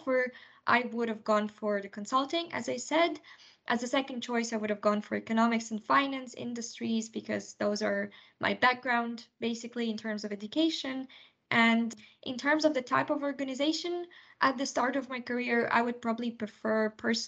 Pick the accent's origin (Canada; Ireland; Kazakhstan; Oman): Kazakhstan; also born or lived in United Kingdom; now in Luxembourg; I was born in Kazakhstan in Central Asia, and I lived in the UK for the duration of 6 years before moving to Luxembourg